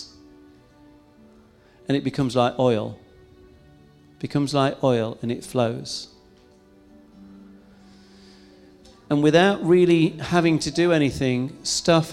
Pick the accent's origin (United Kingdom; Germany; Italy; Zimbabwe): United Kingdom; England; I'm English